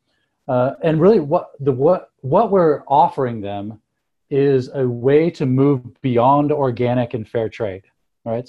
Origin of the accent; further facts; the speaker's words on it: Seattle, Washington, United States; moved away as an adult; also born or lived in northern Thailand; now in Driggs, United States; I grew up in Seattle